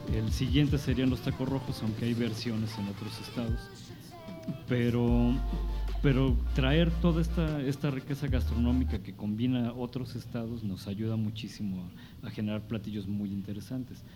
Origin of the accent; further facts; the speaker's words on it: Mexico City, Mexico; moved away as an adult; now in San Luis Potosí, Mexico; crecí en la Ciudad de México